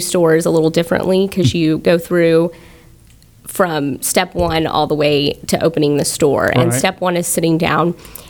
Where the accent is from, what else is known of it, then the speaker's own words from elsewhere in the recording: Friendswood, Texas, United States; I'm from Friendswood, so here locally.